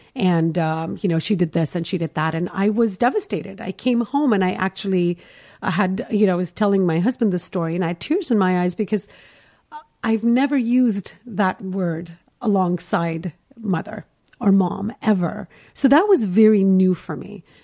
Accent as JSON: {"language": "English", "country": "Kuwait", "tie": "born or raised there", "moved": "as an adult", "lives_now": "Los Angeles, United States", "said": "I'm Indian, obviously. So I was born and raised in Kuwait"}